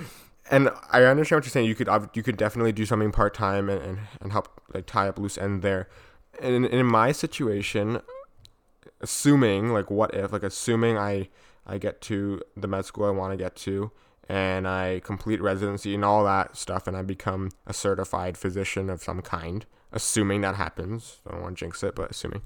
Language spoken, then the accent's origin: English; Vaughan, Ontario, Canada; growing up in Vaughn, were the friendships and the connections I made, because Vaughn is a s-, safe city